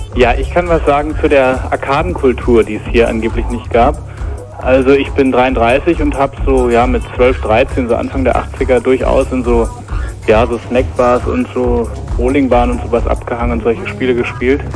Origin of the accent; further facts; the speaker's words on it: Berlin, Germany; ich bin aus Berlin